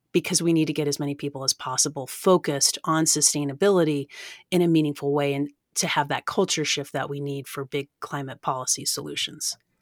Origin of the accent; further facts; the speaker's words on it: Oak Ridge, Tennessee, United States; I grew up in East Tennessee, really close to the Great Smoky Mountains National Park